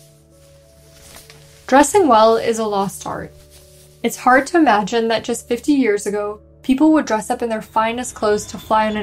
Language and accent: English; Moscow, Russia; now in Bay Area, United States; I was from Moscow